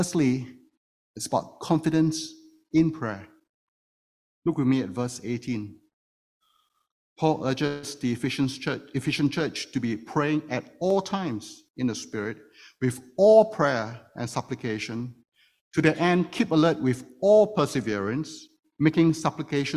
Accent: Singapore; now in Toronto, Canada; one of the privileges of being a Singaporean, which I am, is that I get to serve 2.5 years in the military service

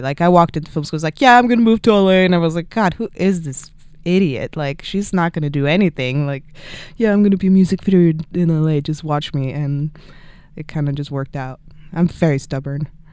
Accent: Sweden; moved away as an adult; also born or lived in Stockholm; now in Los Angeles, United States; My town, my hometown in Sweden. I'm from Sweden.

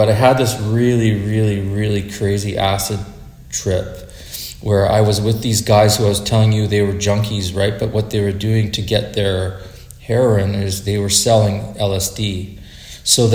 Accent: Saskatoon, Saskatchewan, Canada; also born or lived in Alert Bay, British Columbia; I'm from Saskatoon.

